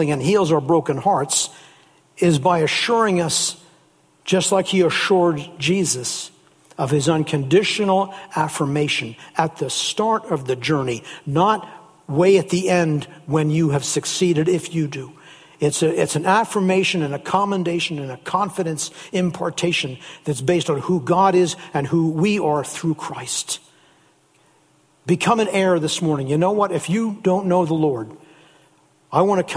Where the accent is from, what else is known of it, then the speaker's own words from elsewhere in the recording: near Philadelphia, Pennsylvania, United States; moved away; when I was a little boy growing up in the States down near Philadelphia, Pennsylvania